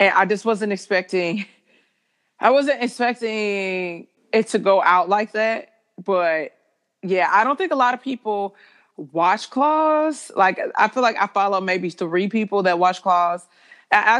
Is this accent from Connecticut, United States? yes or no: no; St. Louis, Missouri, United States; moved away; also born or lived in Beverly Hills; I'm from St. Louis